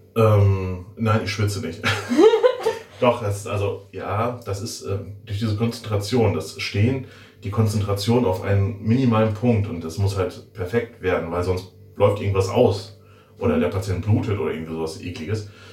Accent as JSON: {"language": "German", "town": "Werther", "region": "North Rhine-Westphalia", "country": "Germany", "moved": "as an adult", "lives_now": "Schiffdorf, Germany", "said": "Ich komme aus der wunderschönen Stadt Werther. Ich bin ein Werthers Original sozusagen"}